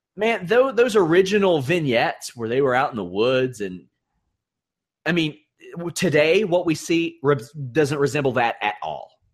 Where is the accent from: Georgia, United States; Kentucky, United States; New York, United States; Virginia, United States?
Kentucky, United States; I'm from Kentucky.